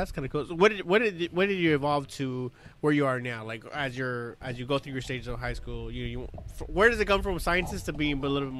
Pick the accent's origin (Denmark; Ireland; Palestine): Palestine; I grew up in Palestine. Yeah, Palestine.